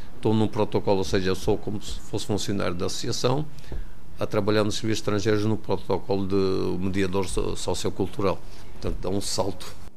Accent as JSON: {"language": "Portuguese", "town": "Luanda", "region": "Luanda Province", "country": "Angola", "tie": "born or raised there", "moved": "as an adult", "lives_now": "Portugal", "said": "Sou natural de Luanda, Angola"}